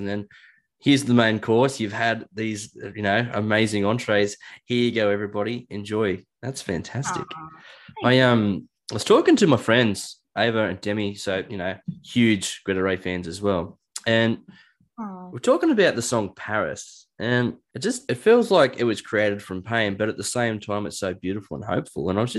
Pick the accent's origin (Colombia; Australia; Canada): Australia; Newcastle, New South Wales; I'm from Newcastle and it's not really that busy here